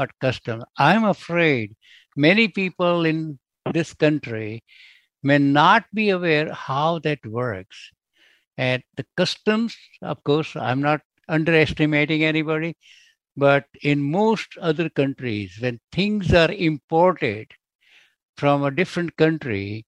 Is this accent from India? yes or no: yes; India; now in United States; I'm originally from India, although I'm an American citizen.